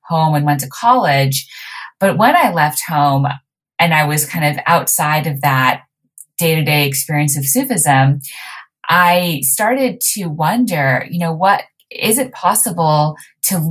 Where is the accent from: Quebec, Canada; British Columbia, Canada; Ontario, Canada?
Quebec, Canada; Montreal; So I was raised in Montreal